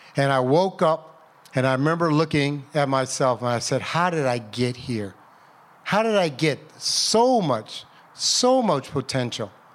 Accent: United States; I'm from Chester Valley. I went to Bartlett High School.

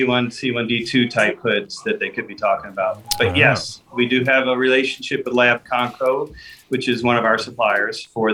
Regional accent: New York, United States; also born or lived in Arizona / Houston; now in Colorado, United States; I'm from New York

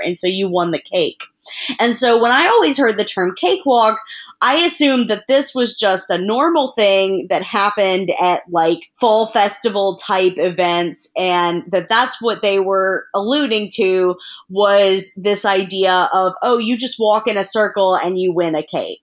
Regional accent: the South, United States; I grew up in the South

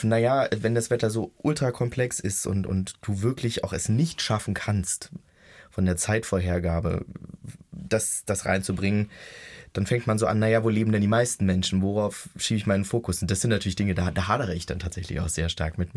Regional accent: Brandenburg, Germany; Ich bin in Brandenburg

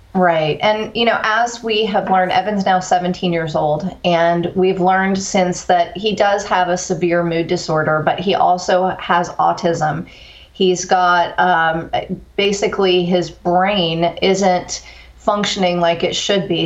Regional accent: Corpus Christi, Texas, United States; also born or lived in East Coast; moved to Corpus Christi, Texas in the fourth grade, uh, graduated high school

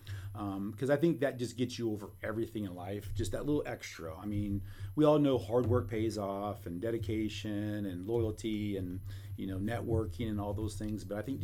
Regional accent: Columbia, Missouri, United States; born there; mentioned I'm a Boone baby, so obviously I started in Columbia. Well, I didn't really start Columbia yet. I was born in Columbia, anyway.

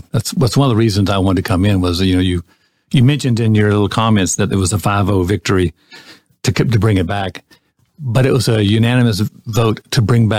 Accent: Gainesville, Florida, United States; born or raised there

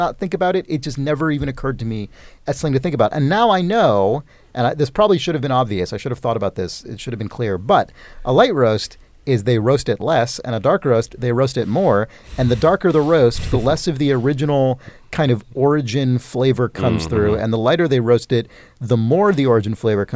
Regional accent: San Francisco, California, United States; also born or lived in Berkeley; I was born in San Francisco

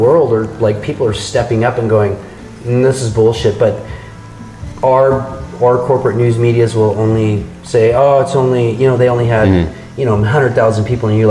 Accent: United States; I grew up in South County

